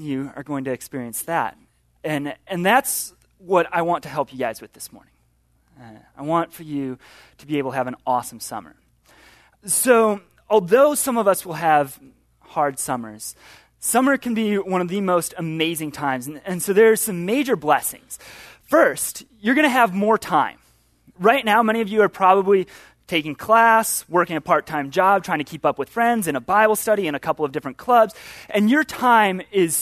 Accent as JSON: {"language": "English", "town": "Chicago", "region": "Illinois", "country": "United States", "moved": "yes", "said": "I'm from Chicago"}